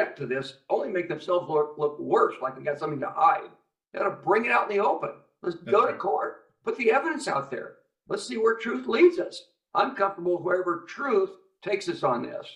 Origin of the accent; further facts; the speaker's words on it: United States; as an American